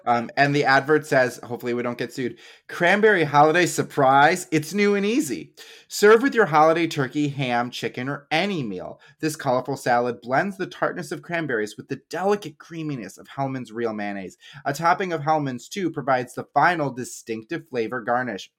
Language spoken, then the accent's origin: English; Midwest, United States